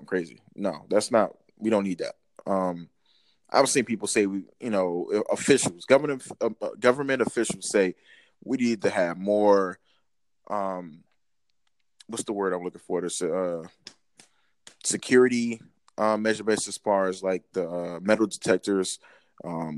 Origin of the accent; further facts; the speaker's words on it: Newark, New Jersey, United States; I'm born and raised in New Jersey